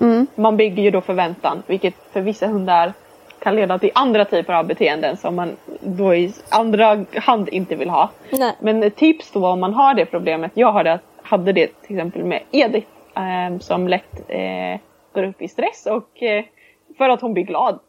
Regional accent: Sweden; vi är ju svenskar allihopa

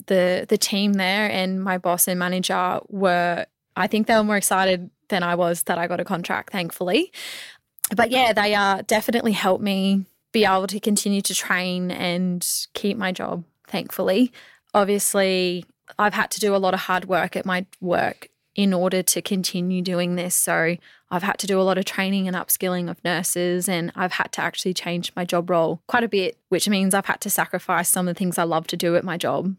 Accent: Mackay, Queensland, Australia; now I get to say I've played for my hometown.

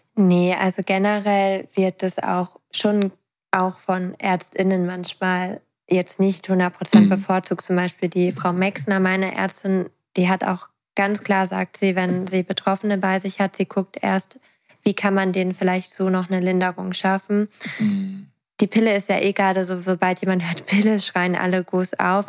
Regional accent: East Frisia, Lower Saxony, Germany; ich komme ja aus Ostfriesland. Also ich komme vom Dorf.

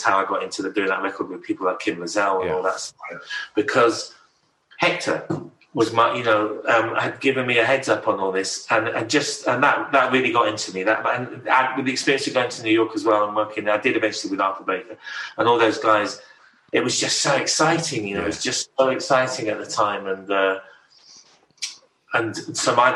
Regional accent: King's Lynn, East of England, United Kingdom; moved away as an adult; also born or lived in Haddington, East Lothian, Scotland / Australia; I spent most of my teenage years before my mom and my youth before I went to live in Australia in King's Lynn

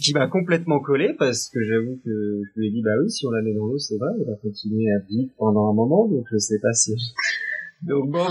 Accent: Paris, Île-de-France, France; je suis née euh, à Paris

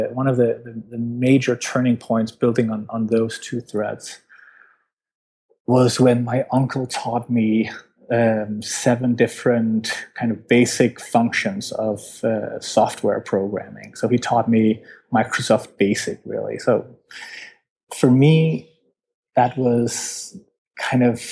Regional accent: Denmark; I'm from Denmark

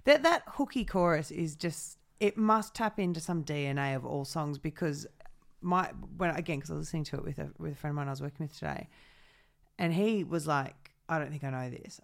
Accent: New South Wales, Australia; I grew up in New South

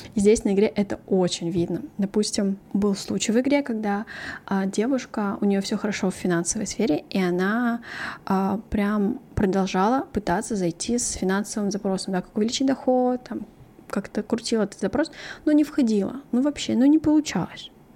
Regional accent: Kattakurgan, Samarqand Region, Uzbekistan; also born or lived in Korea (ancestry); now in South Korea; я родилась в Узбекистане, в городе Катакурган, и моя мама там родилась

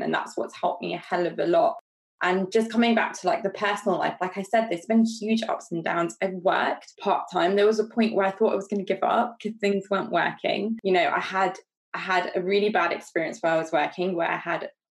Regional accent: London, United Kingdom; moved away as an adult; now in Derby, United Kingdom; I'm a Londoner through and through, coming up to the Midlands

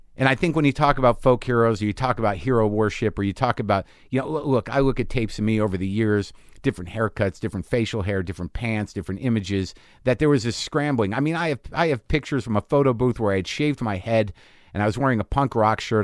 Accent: Albuquerque, New Mexico, United States; also born or lived in New Jersey; now in Los Angeles, United States; I was born in Jersey. I grew up in New Mexico

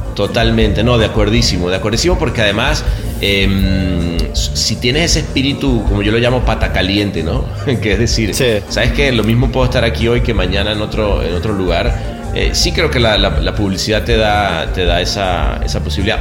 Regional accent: Venezuela; moved away as an adult; also born or lived in Mexico; como venezolano

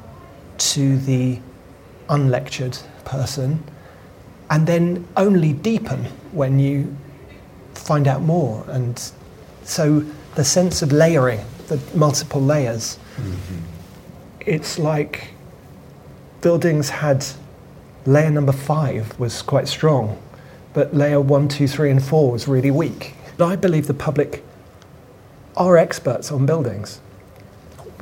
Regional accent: London, United Kingdom; I was brought up in Wood Green

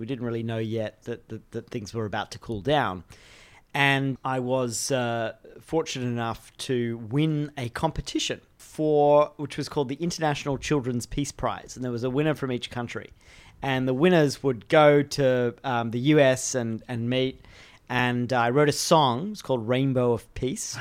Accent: Australia; I grew up in Australia

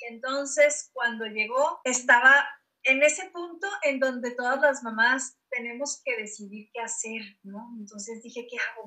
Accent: Guadalajara, Jalisco, Mexico; now in Hermosillo, Mexico; yo soy de Guadalajara y ahora estoy en, Hermosillo, me vino para acá al norte

